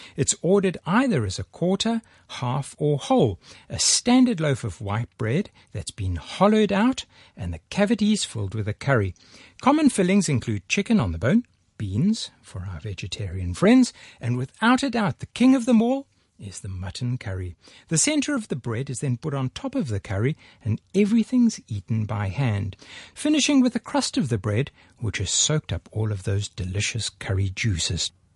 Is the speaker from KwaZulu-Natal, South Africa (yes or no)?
yes; Durban, KwaZulu-Natal, South Africa; now in Hong Kong; my hometown of Durban